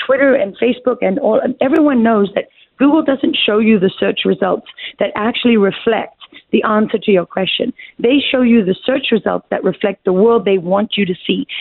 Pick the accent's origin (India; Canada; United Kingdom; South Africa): South Africa; Durban, KwaZulu-Natal; moved away as an adult; That's where I'm from. I was born in Mother's Hospital and raised there.